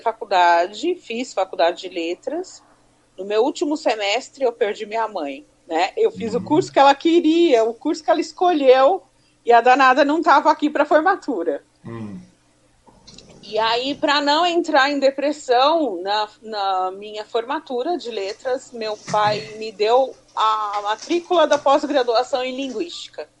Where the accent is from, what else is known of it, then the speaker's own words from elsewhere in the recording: Suzano, São Paulo, Brazil; also born or lived in Ipiranga, São Paulo; eu sou paulista do bairro do Ipiranga. Uhum. Mas eu vim para Suzano com três anos de idade. Eu fiz quatro anos em Suzano